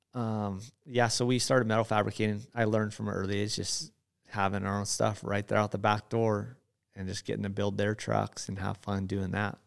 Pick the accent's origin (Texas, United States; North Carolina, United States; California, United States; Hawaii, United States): Hawaii, United States; moved away as an adult; now in Gardnerville, United States; I was born and raised in Hawaii